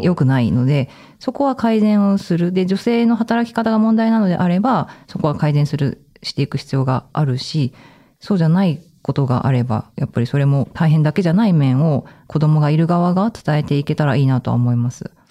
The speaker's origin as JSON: {"language": "Japanese", "town": "Sado", "region": "Niigata", "country": "Japan", "tie": "born or raised there", "moved": "yes", "lives_now": "Tokyo, Japan", "said": "私の地元、まだ新潟の佐渡"}